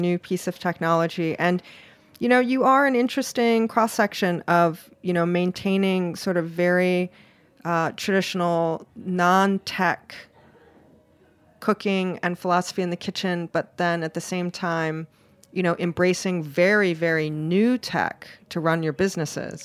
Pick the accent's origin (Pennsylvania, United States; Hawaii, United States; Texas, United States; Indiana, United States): Hawaii, United States; now in New York City, United States; I'm originally from Hawaii, so I like, I like warm apartment